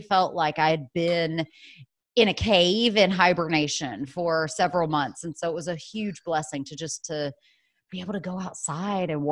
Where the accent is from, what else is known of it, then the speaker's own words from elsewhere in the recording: the South, United States; also born or lived in New York City / North Carolina; now in Asheville, United States; I'm originally from the South, and so I love being down South